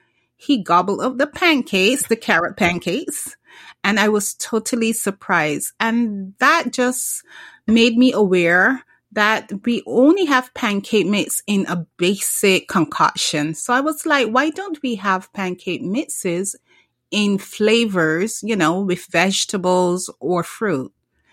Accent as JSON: {"language": "English", "country": "Barbados", "tie": "born or raised there", "moved": "yes", "said": "Well, I'm originally from the Caribbean, Barbados, to be exact. And I grew up drinking carrot juice. I grew up drinking beet juice."}